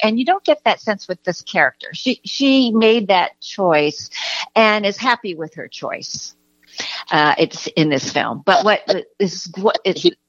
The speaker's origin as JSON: {"language": "English", "country": "United States", "moved": "yes", "lives_now": "California, United States", "said": "I'm from the New York area, uh, eh, East, you know, New York, New Jersey area"}